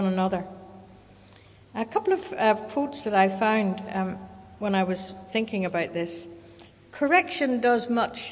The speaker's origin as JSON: {"language": "English", "town": "Kilkeel", "region": "Northern Ireland", "country": "United Kingdom", "tie": "born or raised there", "said": "When I was growing up in Kilkeel in County Down, we could look out the back window of our house down to the harbour"}